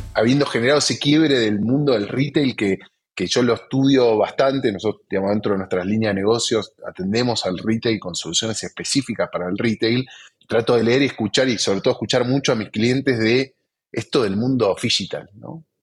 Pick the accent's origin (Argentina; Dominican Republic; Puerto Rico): Argentina; nosotros como argentinos